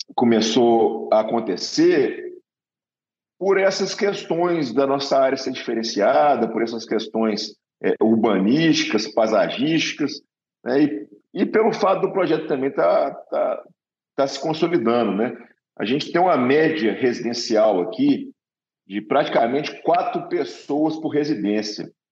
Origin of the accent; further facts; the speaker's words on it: Minas Gerais, Brazil; moved away; eu sou de Minas Gerais, então se conhece mineiro é sempre desconfiado